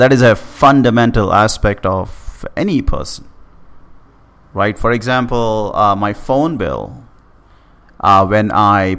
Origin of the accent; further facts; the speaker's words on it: India; moved away; back in my hometown